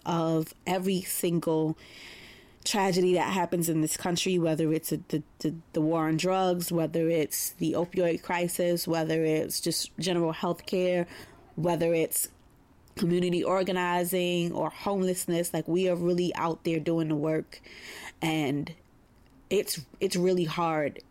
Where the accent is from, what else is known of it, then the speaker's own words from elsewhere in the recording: New York City, New York, United States; growing up in Bed Stuy, Brooklyn